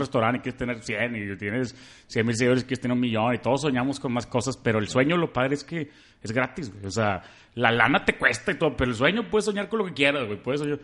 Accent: Monterrey, Nuevo León, Mexico; soy de Monterrey, soy súper fan de Jaguars, tengo 30 años

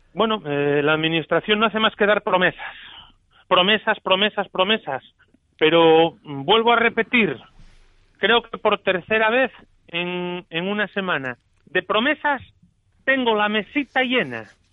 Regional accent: Asturias, Spain; somos los asturianos

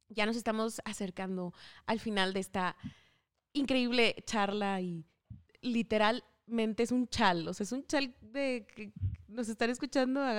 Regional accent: Mexico

